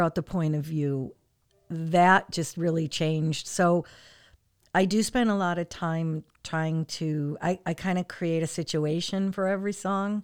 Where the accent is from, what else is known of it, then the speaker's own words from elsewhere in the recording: Portland, Connecticut, United States; also born or lived in California; now in Hartford, United States; I'm actually originally from Portland.